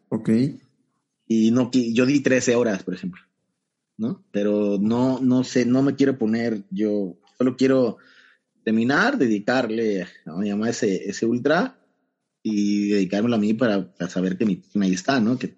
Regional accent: Banderilla, Veracruz, Mexico; esos 70 kilómetros saliendo desde mi pueblo, desde Banderilla, okay. juntito a Jalapa, y llegando igual acá.

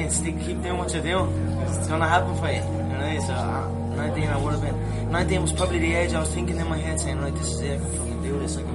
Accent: Dublin, Leinster, Ireland; I'm mixed martial artist with the Ultimate Fighting Championship, and I am from Dublin, Ireland.

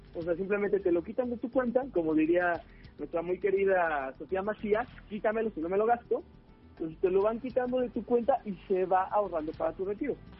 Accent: Mexico; Nosotros, como mexicanos

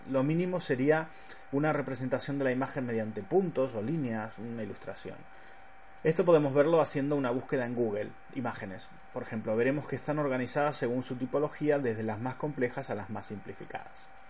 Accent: Argentina; soy argentino

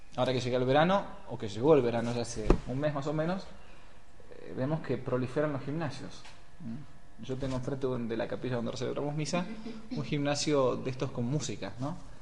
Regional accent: Buenos Aires, Argentina; moved away as an adult; Vengo de Buenos Aires, he trabajado mucho tiempo hasta los 25 que entré al seminario, tomaba el subte todos los días

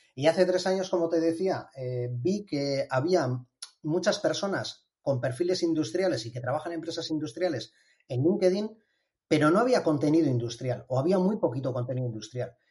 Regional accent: Bilbao, Basque Country, Spain; soy un ingeniero de Bilbao

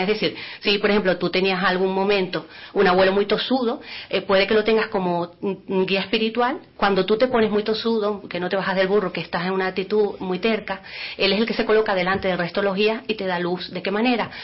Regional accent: Venezuela; moved away as an adult; also born or lived in Lanzarote; now in Spain; yo soy nacida en Venezuela, tengo la doble nacionalidad por mis padres que son de Lanzarote

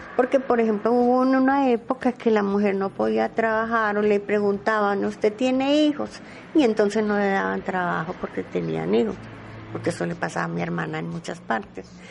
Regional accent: Medellín, Antioquia, Colombia; yo nací en Manrique, en plena 45, junto a los teatros de Manrique, allá, allá nací. Pero de a los 5 años mi papá mm, cambió la casa

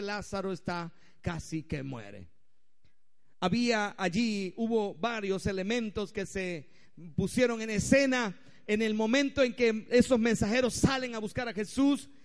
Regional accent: Venezuela; Si hoy nosotros como venezolanos

